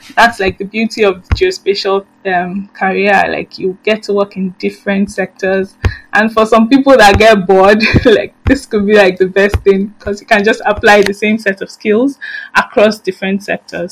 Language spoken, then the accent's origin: English; Nigeria; I, as a Nigerian